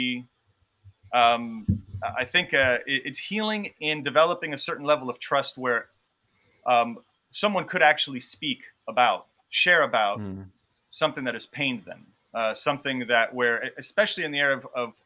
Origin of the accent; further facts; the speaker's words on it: Miami, Florida, United States; when I was growing up in Miami